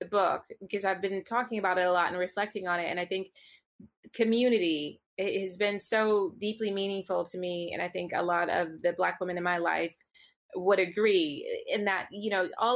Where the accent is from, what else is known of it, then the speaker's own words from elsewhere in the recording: Virginia, United States; moved away as an adult; now in London, United Kingdom; I grew up in Virginia.